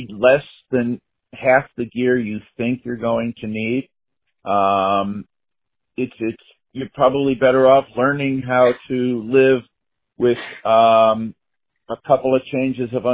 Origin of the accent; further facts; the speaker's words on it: New York, United States; I grew up in New York